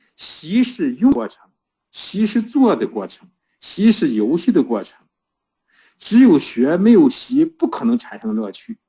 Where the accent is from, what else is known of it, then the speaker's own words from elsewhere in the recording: Shandong, China; accent: Shandong dialect; moved away; 这是我们山东话